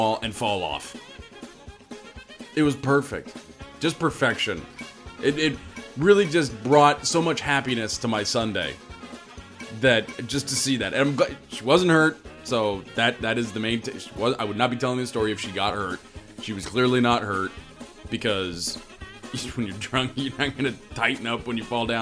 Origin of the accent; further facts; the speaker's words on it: Woodinville, Washington, United States; also born or lived in West Seattle; now in Seattle, United States; I grew up in Woodinville